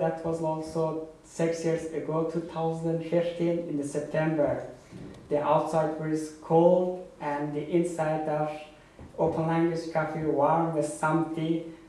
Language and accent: English; Afghanistan; English is a second language; now in Berlin, Germany; I'm from Afghanistan. I've been living in Berlin for 6 years